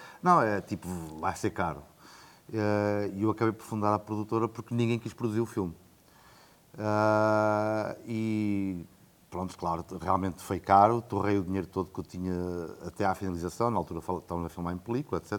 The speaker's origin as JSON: {"language": "Portuguese", "town": "Coimbra", "region": "Centro", "country": "Portugal", "tie": "born or raised there", "also_born_or_lived": "France / Brazil / Asia", "moved": "as an adult", "said": "Eu cresci em Coimbra, Sou de Coimbra, nascido"}